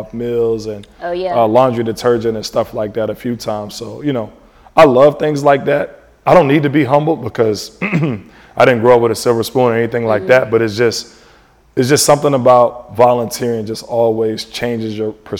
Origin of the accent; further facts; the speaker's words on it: Maryland / D.C. area, United States; moved away; I'm from the Maryland area, D.C., Maryland area